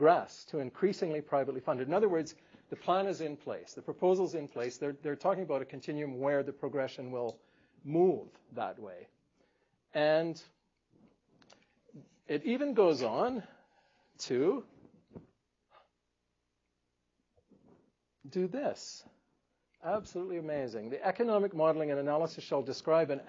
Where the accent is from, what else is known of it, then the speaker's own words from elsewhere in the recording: Manitoba, Canada; moved away; I come from Manitoba originally